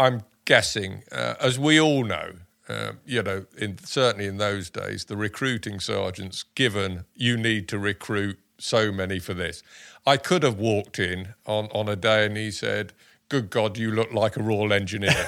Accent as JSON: {"language": "English", "town": "Dorking", "region": "South East England", "country": "United Kingdom", "tie": "born or raised there", "also_born_or_lived": "Sussex / Kent", "said": "I was born in, uh, Dorking, uh, in Surrey."}